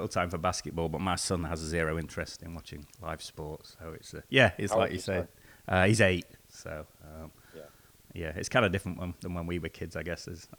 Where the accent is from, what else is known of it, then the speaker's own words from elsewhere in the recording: England, United Kingdom; Yeah, as a sort of kid growing up in England